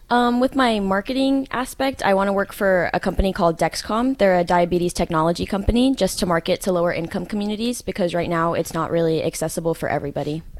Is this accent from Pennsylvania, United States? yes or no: no; the Bay Area, California, United States; moved away as an adult; now in Hawaii, United States; I come from California, uh, the Bay Area